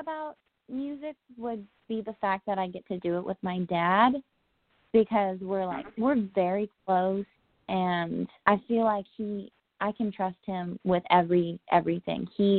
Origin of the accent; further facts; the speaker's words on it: Huntington Beach, California, United States; moved away as an adult; now in Austin, United States; I'm from Orange County, California, Huntington Beach area.